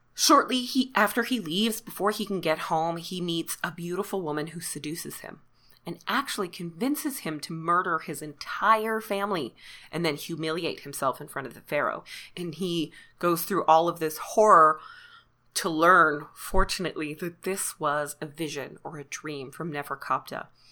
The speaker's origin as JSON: {"language": "English", "country": "Canada", "said": "even though I am Canadian, um, my French is awful."}